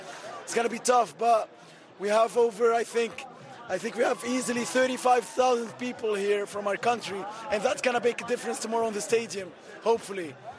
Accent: Tunisia; I'm from Tunisia. I came all the way here for the World Cup

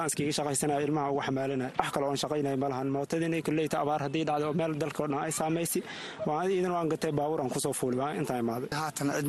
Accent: Somalia; moved away as an adult; waxaan ka imaaday soomaaliya bu aale eh, waxaan imaaday bisha sagaalaad

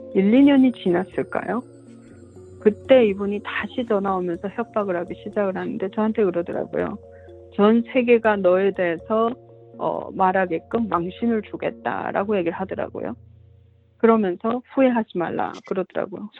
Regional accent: North Korea; also born or lived in China; now in Georgia, United States; 북한 사람이어서

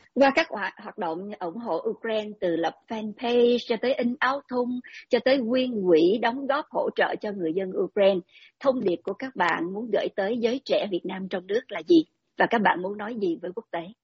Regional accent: Vietnam

